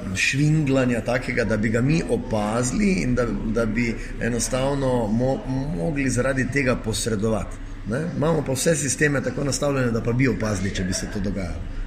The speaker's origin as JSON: {"language": "Slovenian", "town": "Maribor", "region": "Drava", "country": "Slovenia", "said": "kot Mariborčan ali pa kot nekdo, ki je iz Maribora, eh, pa dela, pa je uspešen v svojem delu"}